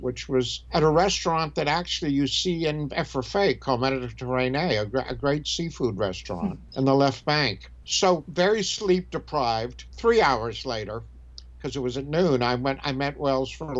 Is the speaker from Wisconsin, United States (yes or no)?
no; Alabama, United States; moved away as an adult; also born or lived in Paris, France / Del Mar, California / New York / Hoboken, New Jersey; I came from Alabama and then I wound up spending 8 years in Europe